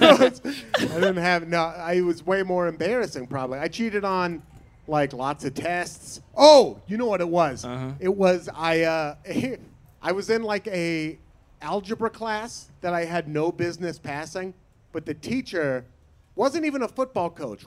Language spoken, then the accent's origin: English; Portland, Oregon, United States; I'm from Portland, Oregon. I went to high school in Portland, Oregon.